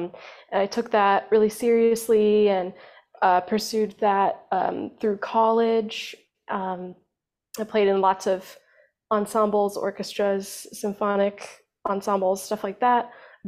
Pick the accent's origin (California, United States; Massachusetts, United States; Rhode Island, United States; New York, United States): New York, United States; Long Island; now in New York City, United States; I grew up on Long Island in New York, so I was always really close to the city